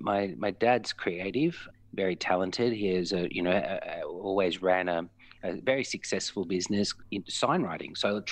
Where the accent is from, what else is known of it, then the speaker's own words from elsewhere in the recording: Melbourne, Victoria, Australia; Yeah, I am. My father's from sort of the Fitzroy, Brunswick area, and my mum's actually from Warrandyte. So a lot of the early days were Warrandyte-based until I sort of, you know, fled straight back to the madness of Fitzroy.